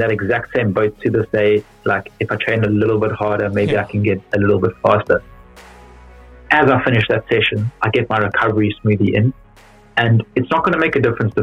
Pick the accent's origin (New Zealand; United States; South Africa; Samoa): South Africa; Johannesburg, Gauteng; accent: South African; moved away as an adult; now in London, United Kingdom; I've still got a very strong South African accent